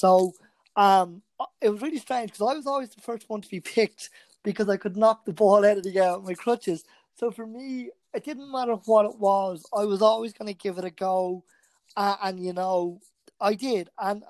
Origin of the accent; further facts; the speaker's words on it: Bray, County Wicklow, Ireland; I'm 36 now, I'm from Brian, County Wicklow, and I was born back in 1984.